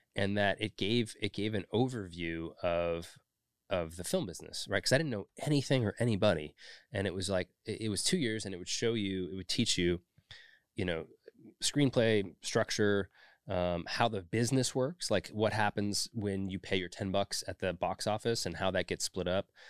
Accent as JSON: {"language": "English", "town": "Orinda", "region": "California", "country": "United States", "tie": "born or raised there", "also_born_or_lived": "San Francisco / Schenectady, New York / Los Angeles", "moved": "as an adult", "said": "I was born in San Francisco in the city proper and then raised in the East Bay in a little town called Orinda"}